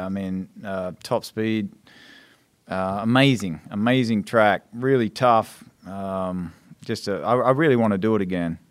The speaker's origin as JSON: {"language": "English", "country": "Australia", "tie": "born or raised there", "moved": "yes", "said": "as an Australian, that was the race you watched as a kid."}